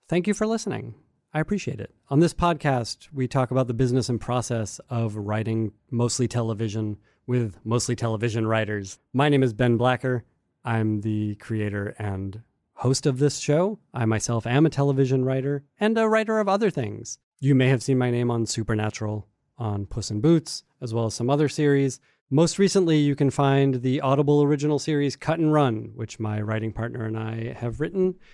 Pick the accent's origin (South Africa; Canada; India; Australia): Canada; Wait, I'm I Canadian.